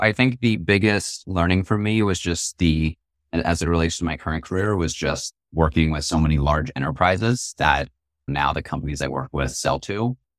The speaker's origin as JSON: {"language": "English", "area": "Marin County", "region": "California", "country": "United States", "tie": "born or raised there", "said": "I grew up in Marin County. It's across the Golden Gate Bridge"}